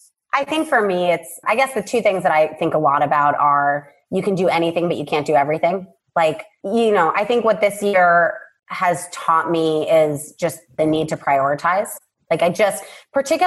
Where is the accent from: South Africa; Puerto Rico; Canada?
Puerto Rico; I was born and raised in Puerto Rico